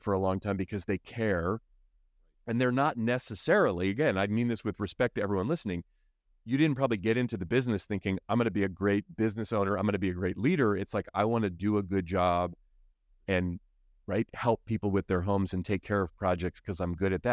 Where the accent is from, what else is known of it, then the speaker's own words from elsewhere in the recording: Oakland, California, United States; I grew up in Oakland, so here in the Bay Area